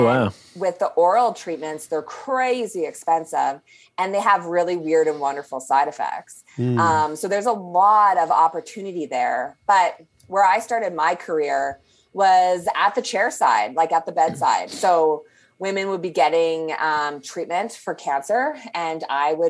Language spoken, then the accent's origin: English; Saskatchewan, Canada; also born or lived in Toronto; I was born and raised in Saskatchewan, but I live in Saskatoon now.